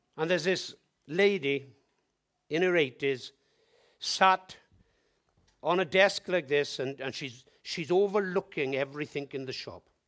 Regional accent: Wales, United Kingdom; I'm from Wales

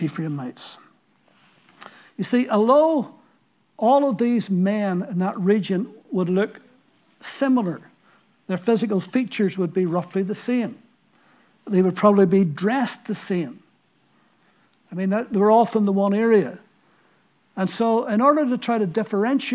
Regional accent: Ballyclare, Northern Ireland, United Kingdom; accent: Ballyclare; Wilson's Row in Ballyclare is? Well, that's my hometown

